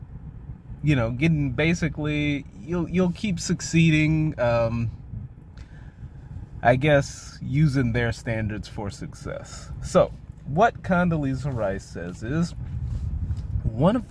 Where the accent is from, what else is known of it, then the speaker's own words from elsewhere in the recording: Mississippi, United States; moved away; I was born in Mississippi. I spent my elementary school years in the fine education system of the state of Mississippi.